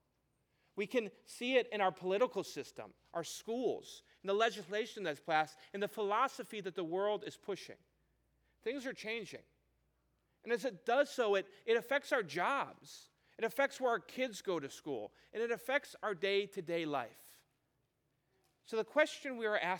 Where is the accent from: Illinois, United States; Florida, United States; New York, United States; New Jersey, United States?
Illinois, United States; Chicago; moved away as an adult; now in Kansas City, United States; I'm from Chicago